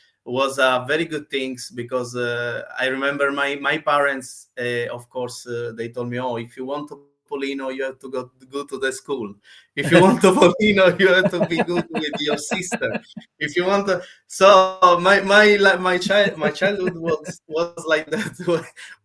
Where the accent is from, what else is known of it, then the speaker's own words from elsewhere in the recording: Sicily, Italy; English is a second language; moved away as an adult; now in London, United Kingdom; I'm from Italy, I'm from Sicily. In Sicily, South Italy.